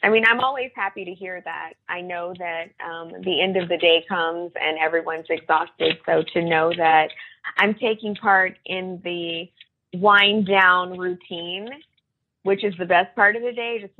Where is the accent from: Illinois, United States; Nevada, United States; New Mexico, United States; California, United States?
Nevada, United States; Las Vegas; born there; Okay. So I was born in Las Vegas, which I don't know, maybe doesn't sound like a big deal now.